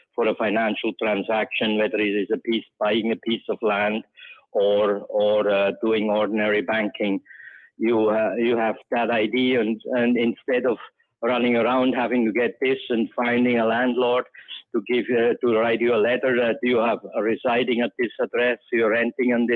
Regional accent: Switzerland; now in Cayman Islands; growing up in Switzerland

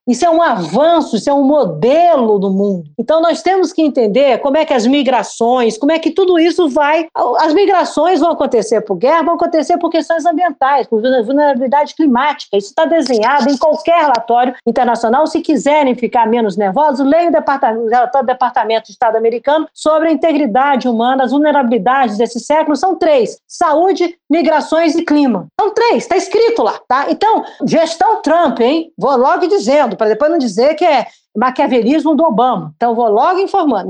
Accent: Brazil

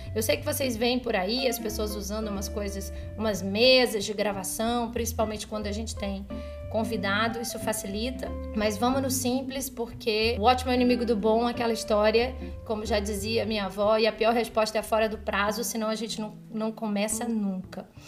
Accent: São Luís, Maranhão, Brazil; moved away; also born or lived in Rio de Janeiro; lá em São Luís, no Maranhão, que é onde eu nasci, onde estava a minha família

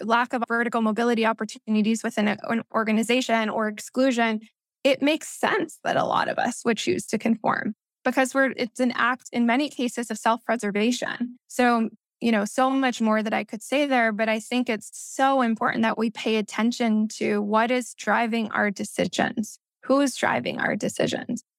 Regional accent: Missouri, United States; first language Spanish; English is a second language; also born or lived in Peru (ancestry); I grew up biculturally here in the U S

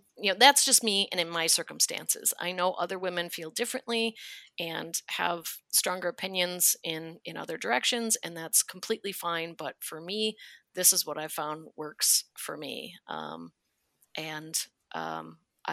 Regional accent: Wisconsin, United States; moved away; I'm from Hick, Wisconsin

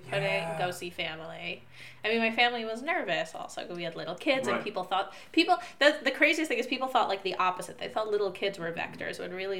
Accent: New Jersey, United States; now in Israel; The New York area. I grew up in New Jersey.

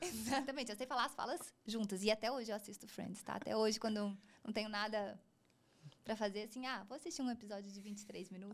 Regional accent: Juiz de Fora, Minas Gerais, Brazil; Eu sou de Juiz de Fora, Minas Gerais, uma cidade relativamente pequena.

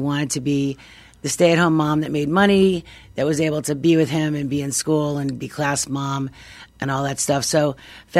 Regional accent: Westchester, New York, United States; moved away as an adult; also born or lived in South Florida; now in Jupiter, United States; I moved here about 30 years ago, and I'm from New York and from Westchester, right outside of Manhattan

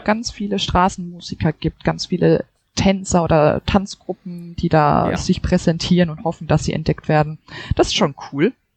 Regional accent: Germany; also born or lived in Seoul / Munich; bei uns in Deutschland

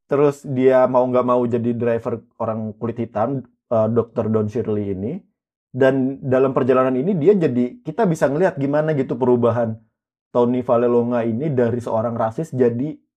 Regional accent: South Kalimantan, Indonesia; Gue pernah denger dulu kan kita orang Banjar nih.

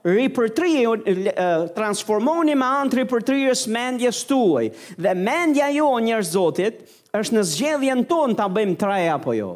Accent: Albania; Unë e mora vesh si shqiptar

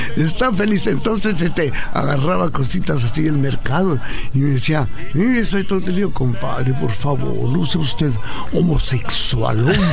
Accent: Ciudad Juárez, Chihuahua, Mexico; nací en Ciudad Juárez, Chihuahua, en el año de 1931

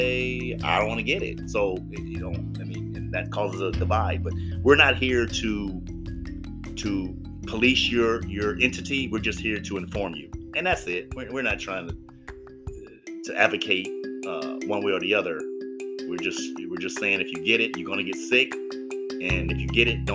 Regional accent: Los Angeles, California, United States; I'm from Los Angeles

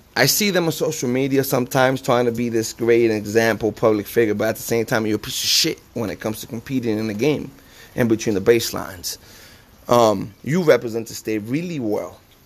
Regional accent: New Jersey, United States; now in Tucson, United States; I'm from New Jersey.

